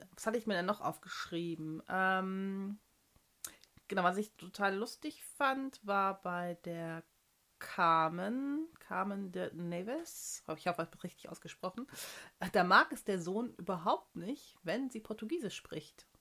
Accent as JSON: {"language": "German", "country": "Germany", "moved": "yes", "said": "Deutsche. Ich auch, ich auch."}